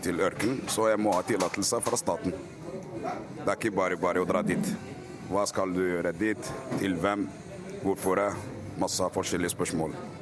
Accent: Algeria; now in Oslo, Norway; jeg er fra Algerie

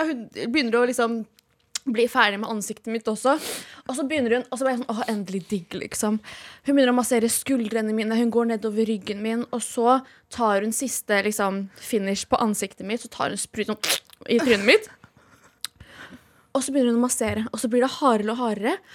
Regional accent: Norway; Jeg er norsk, men jeg vet hva det betyr.

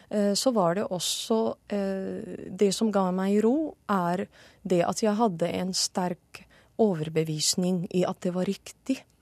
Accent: Syria; Det er det fortsatt i mange muslimske land, eller de fleste. Og det er det i Syria, hjemlandet mitt, også fortsatt den dag i dag.

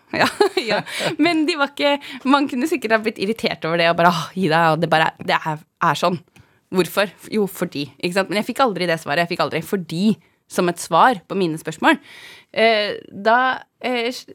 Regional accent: Svindal, Østfold, Norway; Jeg er fra Svindal, heter det. En eh, bygd i Østfold. Så jeg er fra gård. Jeg er odelsjente på en gård i Østfold

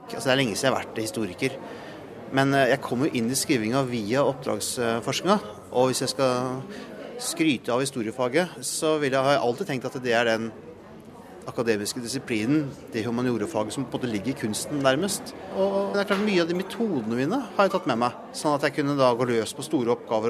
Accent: Langesund, Telemark, Norway; jeg er jo fra Langsund

